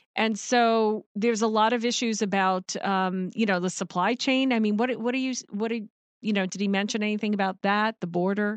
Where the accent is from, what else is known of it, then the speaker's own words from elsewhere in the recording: New Yorker, United States; me being a New Yorker